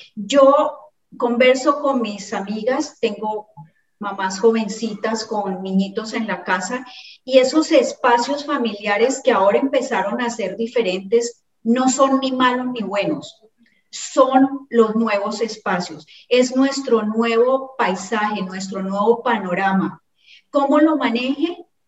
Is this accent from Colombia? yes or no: yes; Cali, Valle del Cauca, Colombia; moved away as an adult; now in Ecuador; mía como caleña